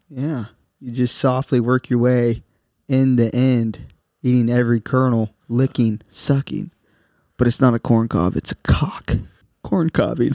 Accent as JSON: {"language": "English", "region": "Southern Ohio", "country": "United States", "said": "We're from Southern Ohio"}